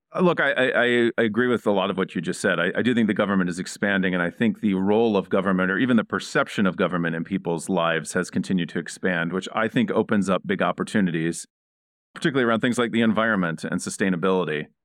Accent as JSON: {"language": "English", "region": "Indiana", "country": "United States", "tie": "born or raised there", "said": "I grew up in Indiana"}